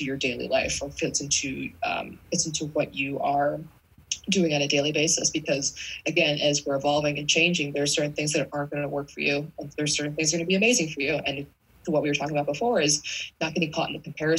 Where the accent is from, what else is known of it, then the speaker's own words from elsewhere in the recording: East Coast, United States; I'm from the East Coast.